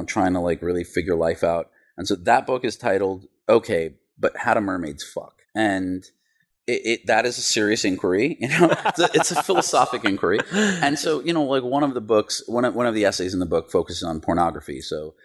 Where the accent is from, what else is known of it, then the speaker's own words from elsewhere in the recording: New York City, New York, United States; when I was a kid growing up in Queens